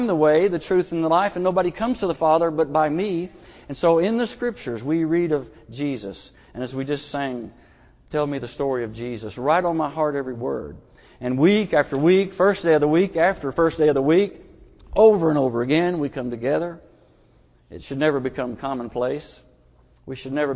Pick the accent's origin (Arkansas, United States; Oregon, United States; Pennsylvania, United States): Arkansas, United States; Booneville; I'm from Logan County, Boonville, Arkansas, and Mount Magazine is just right there, a stone's throw away.